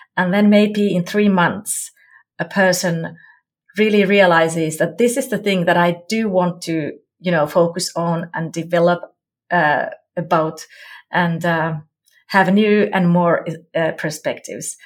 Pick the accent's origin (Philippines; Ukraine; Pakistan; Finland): Finland; Jyväskylä, Central Finland; I come from Finland, Jyväskylä.